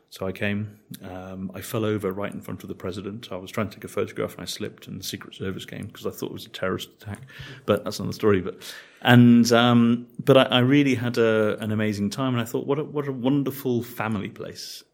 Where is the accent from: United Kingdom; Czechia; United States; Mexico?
United Kingdom; Manchester, North West England; moved away as an adult; also born or lived in Jelsa, Croatia / Varaždin, Croatia / Rwanda; now in Croatia; I was born in Manchester where, where vegetables grow in supermarkets.